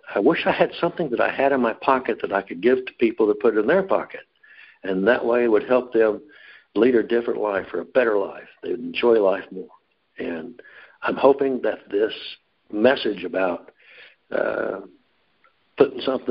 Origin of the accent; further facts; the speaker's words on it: Dallas, Texas, United States; I was born in Dallas on September 15th